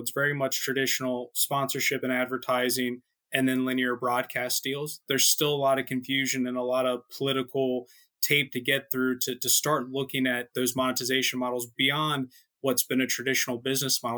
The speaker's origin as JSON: {"language": "English", "country": "United States", "said": "as an American"}